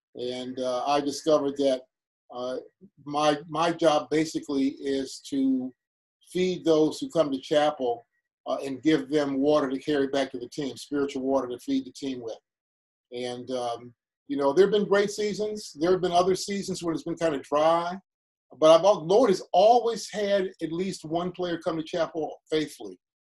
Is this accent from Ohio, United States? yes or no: yes; Cleveland, Ohio, United States; also born or lived in Chicago; I grew up on 80th and Cedar, 80th off of Cedar in what's now called Fairfax.